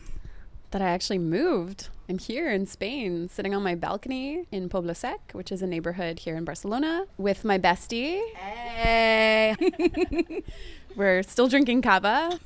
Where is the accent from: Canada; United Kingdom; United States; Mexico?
Canada; moved away as an adult